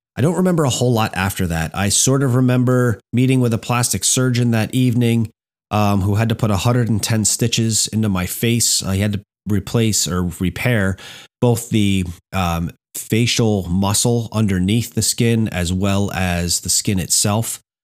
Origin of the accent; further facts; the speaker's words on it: Hamburg, New Jersey, United States; I grew up in Hamburg, New Jersey